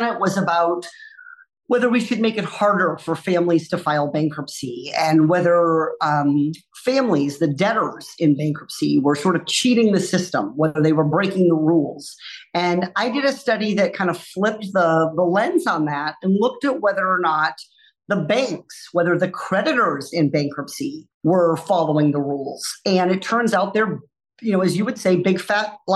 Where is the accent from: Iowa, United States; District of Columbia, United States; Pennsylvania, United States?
Iowa, United States; born or raised there; now in California, United States